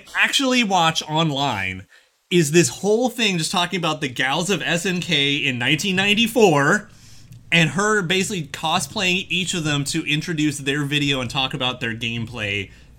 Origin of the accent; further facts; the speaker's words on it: United States; as an American